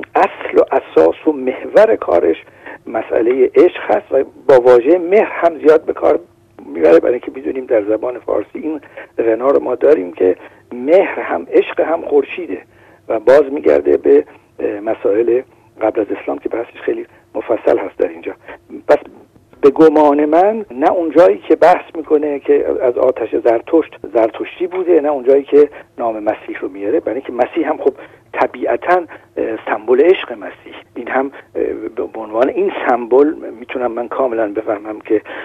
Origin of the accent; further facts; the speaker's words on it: Shiraz, Fars, Iran; now in France; شیرازی هستم